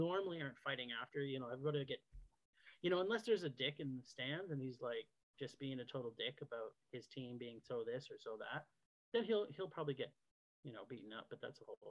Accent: Toronto, Ontario, Canada; now in Calgary, Canada; So I live in Calgary now. I grew up, like I said, I grew up in Toronto, and had a different team then, but Toronto was still my team because it's my home city where I lived, right?

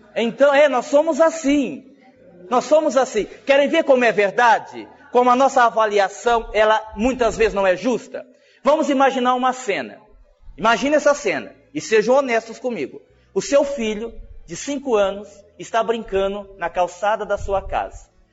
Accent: Brazil; a gente é brasileiro

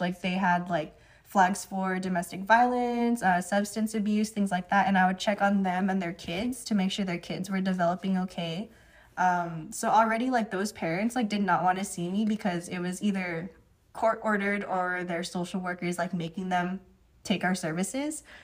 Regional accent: Union City, California, United States; moved away as an adult; now in Hawaii, United States; I was born and raised in California

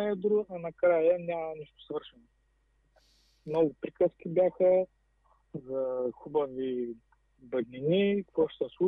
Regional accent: Kazanlak, Stara Zagora Province, Bulgaria; now in Dublin, Ireland; а иначе съм от Казанлък.

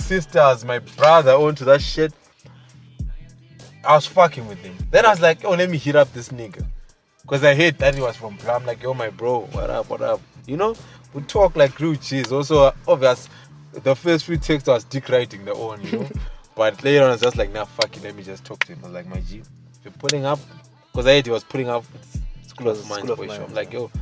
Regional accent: Bulawayo, Zimbabwe; I'm from Bulawayo. I'm a Zimbabwean at the end of the day.

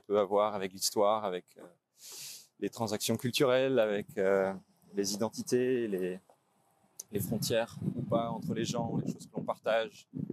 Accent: Brittany, France; moved away as an adult; now in Belgium; j'ai grandi en France, en Bretagne

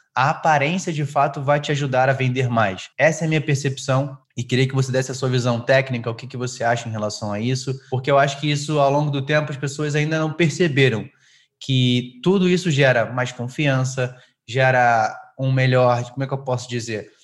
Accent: Rio de Janeiro, Brazil; now in São Paulo, Brazil; eu sou carioca, né, natural do Rio de Janeiro

